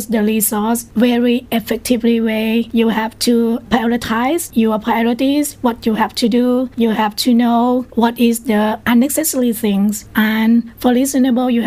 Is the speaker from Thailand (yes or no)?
yes; Prachinburi, Thailand; I'm from Prachinburi.